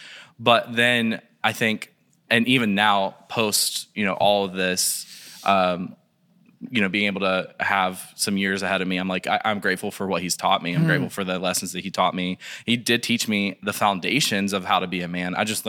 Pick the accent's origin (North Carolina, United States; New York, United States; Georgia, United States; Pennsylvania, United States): North Carolina, United States; Taylorsville; born there; So, I was born in Taylorsville, North Carolina.